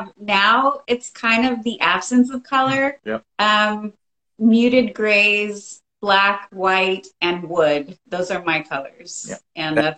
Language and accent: English; Rio Grande Valley, Texas, United States; I am from the Rio Grande Valley. If I had an accent, it would be like that.